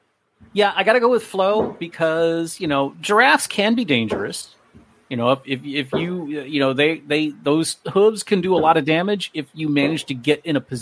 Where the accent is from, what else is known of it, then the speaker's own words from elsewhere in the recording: South Florida, United States; growing up in South Florida